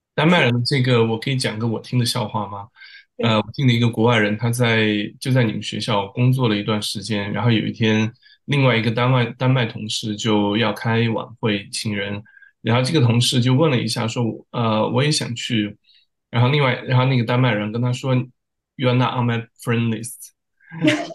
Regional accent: China; moved away; 我怎么也是从中国出来的

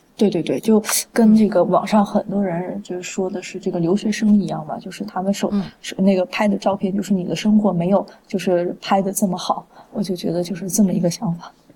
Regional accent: Guizhou, China; 我是来自，呃，来自那个贵州嘛，所以我们，我们家那个地方少数民族比较多

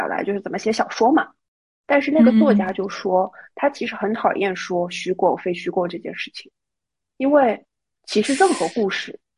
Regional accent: Shanghai, China; 土生土长的魔都人

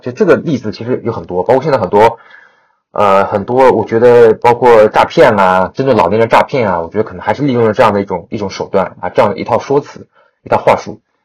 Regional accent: China; 因为我中国人啊

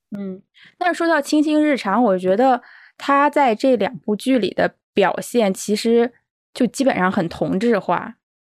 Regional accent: China; 我们中国人

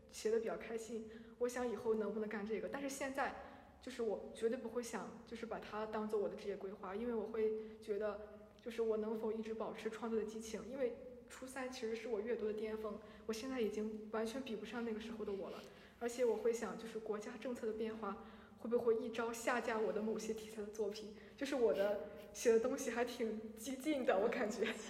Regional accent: Shandong, China; 我是山东人

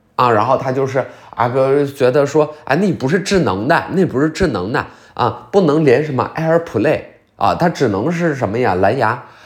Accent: Liaoning, China; 我是辽宁的

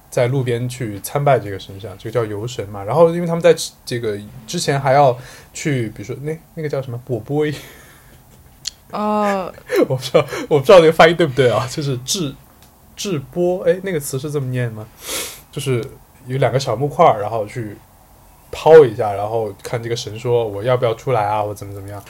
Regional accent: Sichuan, China; moved away; 我作为一个四川人是的，今年第一次打麻将

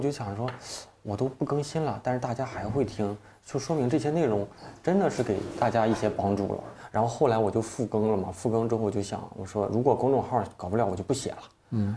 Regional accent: Dandong, Liaoning, China; moved away; 我老家是辽宁

